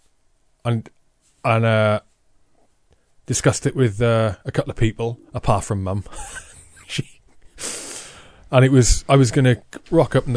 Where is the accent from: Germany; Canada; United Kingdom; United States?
United Kingdom; Wales; growing up in Wales